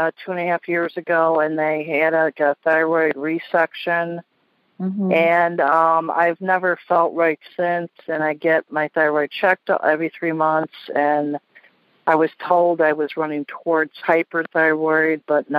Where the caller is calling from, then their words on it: San Luis Obispo, California, United States; San Luis Obispo, California.